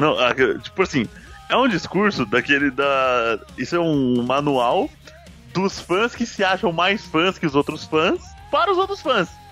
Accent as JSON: {"language": "Portuguese", "region": "São Paulo", "country": "Brazil", "said": "somos de São Paulo"}